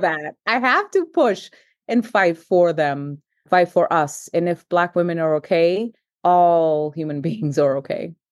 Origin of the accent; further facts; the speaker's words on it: Boston, Massachusetts, United States; English is a second language; also born or lived in Cape Verde; immigrated here at the age of ten, straight to Roxbury